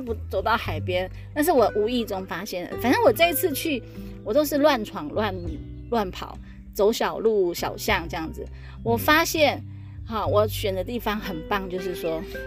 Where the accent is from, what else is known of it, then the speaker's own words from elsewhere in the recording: Taiwan; 因为我们台湾人很